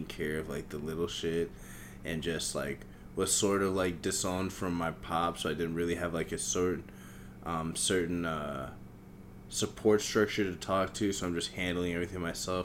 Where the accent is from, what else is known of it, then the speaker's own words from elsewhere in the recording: Manhattan, Kansas, United States; I grew up in Kansas. I was born in Kansas, grew up in Kansas. We were outsiders there. We were in a small city called Manhattan.